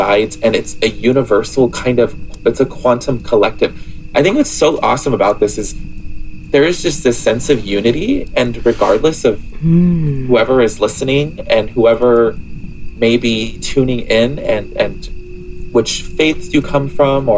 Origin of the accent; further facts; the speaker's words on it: Southern California, United States; I'm from Southern California